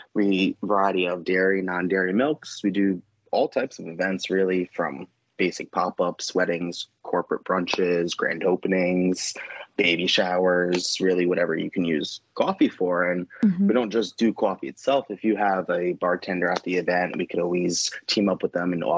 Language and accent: English; New York, United States; moved away as an adult; now in North Carolina, United States; I am originally from New York. I moved here actually a little over 3 years ago.